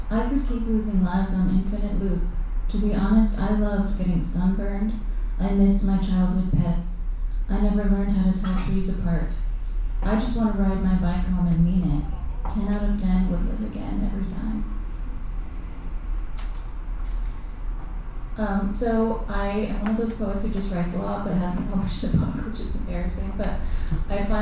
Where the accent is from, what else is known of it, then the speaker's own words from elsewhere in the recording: Arizona, United States; moved away; I grew up in Arizona